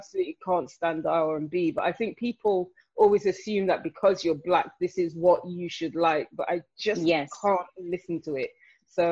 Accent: Nottingham, East Midlands, United Kingdom; moved away as an adult; also born or lived in London; I grew up in Nottingham, so that's in the East Midlands

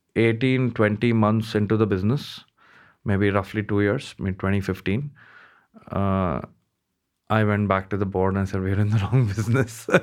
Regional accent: Mumbai, Maharashtra, India; I grew up in Bombay, uh, most part of my life, uh, studied there

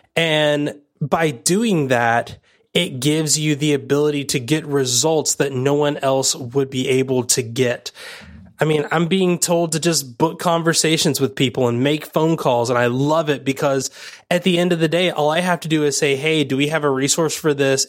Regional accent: United States; growing up in America

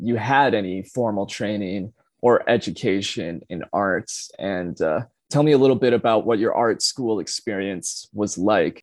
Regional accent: Charlotte, Michigan, United States; also born or lived in Boise, Idaho / California; now in Lansing, United States; I grew up in Charlotte, since lived in Lansing past 7 or 8 years

